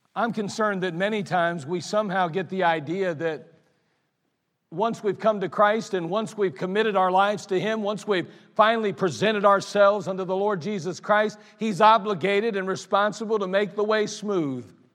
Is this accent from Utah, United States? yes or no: no; Akron, Ohio, United States; I grew up in Ellet. It's not far from here, actually